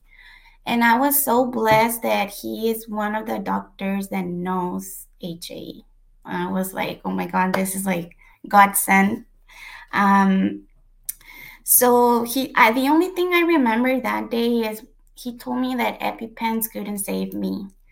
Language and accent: English; Mexico; moved away as an adult; now in United States; I was born in the U.S., but I was raised in Mexico